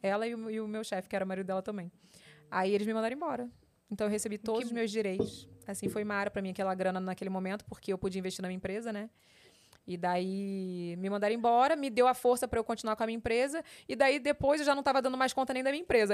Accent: Rio de Janeiro, Brazil; also born or lived in São Paulo; eu sou carioca raiz

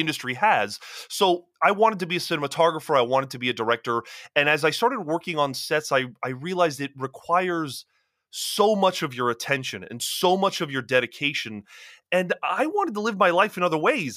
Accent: Florida, United States; moved away as an adult; now in Los Angeles, United States; I grew up in Florida

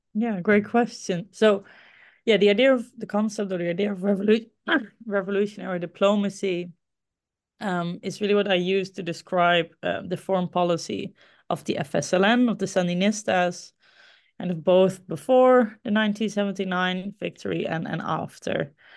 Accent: Groningen, Netherlands; Groningen. Uh, this is the ci, my hometown, the city, a city in the Netherlands where I grew up

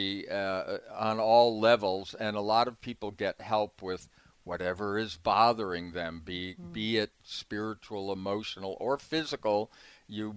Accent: East Coast, United States; moved away; I pronounce Aloha funny, like, because I'm from the East Coast

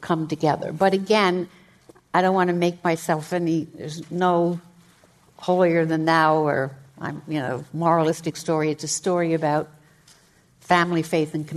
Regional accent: Scranton, Pennsylvania, United States; also born or lived in Boston, Massachusetts; we live in Scranton. My brother Joe was born in Scranton. I was born in Boston. My parents had moved back

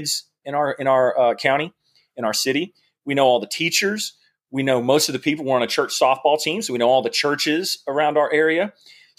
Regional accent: Georgia, United States; I grew up in Georgia. I went to University of Georgia

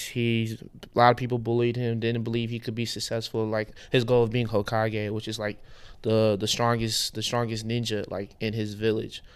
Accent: Houston, Texas, United States; I was born in Houston, Texas, but my parents are from Lagos, Nigeria

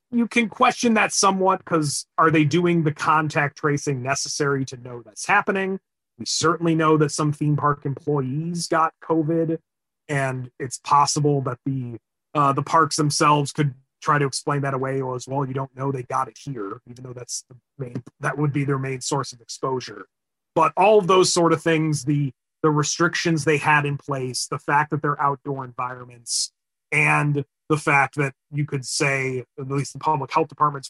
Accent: Illinois, United States; my home state of Illinois

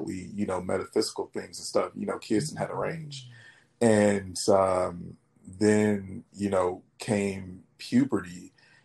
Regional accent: Detroit, Michigan, United States; moved away as an adult; also born or lived in Dallas, Texas; now in Los Angeles, United States; I'm from Detroit, like I say, born and raised

